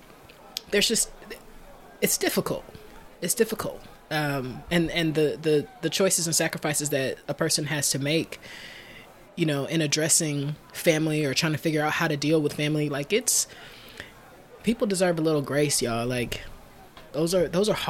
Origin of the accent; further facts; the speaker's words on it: Alabama, United States; I'm from Alabama